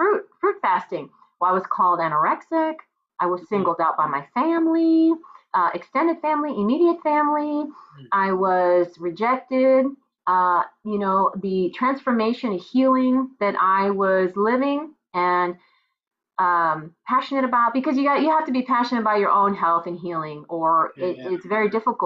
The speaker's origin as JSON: {"language": "English", "region": "Texas", "country": "United States", "tie": "born or raised there", "said": "this is my hometown"}